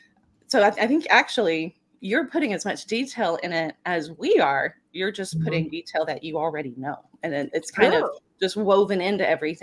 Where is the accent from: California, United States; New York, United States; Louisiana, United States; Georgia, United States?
Louisiana, United States; Baton Rouge; No. I mean, I grew up in Baton Rouge, so okay.